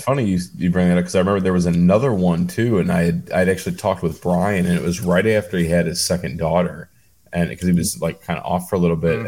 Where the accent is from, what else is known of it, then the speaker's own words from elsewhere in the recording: Cleveland, Ohio, United States; I'm from Cleveland